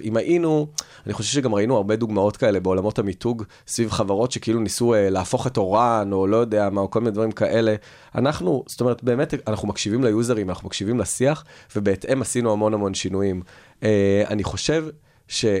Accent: Tel Aviv, Tel Aviv District, Israel; אני תל אביבי, אבל מירושלים

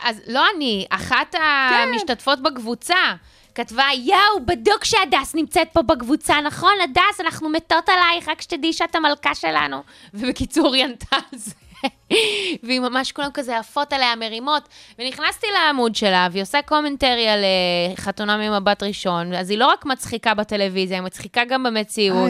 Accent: South Africa; now in Israel; נולדתי במדינה בדרום אפריקה, אני לא עכשיו אה, דוברת אנגלית פרפקט

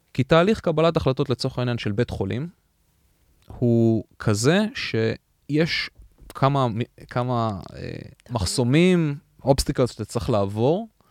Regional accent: Israel; moved away as an adult; now in United States; לנו כישראלים

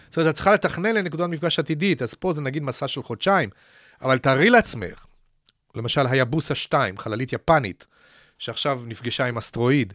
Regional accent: Petah Tikva, Central District, Israel; אני גדלתי כנער בפתח תקווה בשנות ה-60

